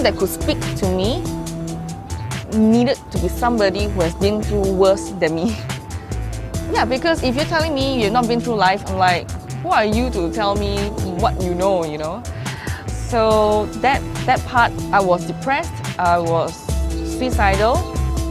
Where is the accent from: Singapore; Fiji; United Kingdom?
Singapore; I'm from Singapore.